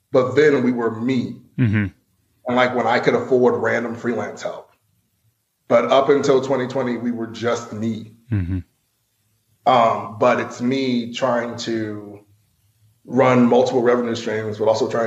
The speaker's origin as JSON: {"language": "English", "town": "Asheville", "region": "North Carolina", "country": "United States", "tie": "born or raised there", "also_born_or_lived": "New York City", "said": "I'm from Asheville. So like I have done all the debutantes and the brigades and all that sort of thing."}